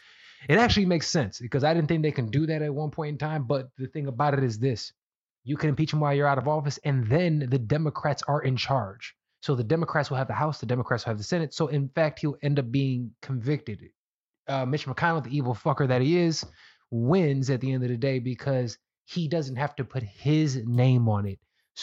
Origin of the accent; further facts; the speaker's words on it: New York, United States; Anything Latino, you're supposed to hold down. Like, oh, I'm from New York.